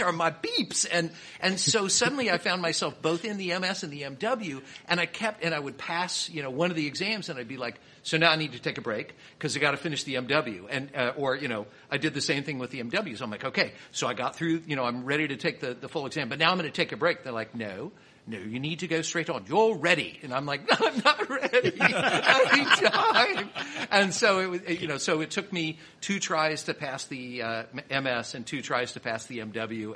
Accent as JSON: {"language": "English", "town": "Kansas City", "region": "Missouri", "country": "United States", "said": "I'm from Kansas City."}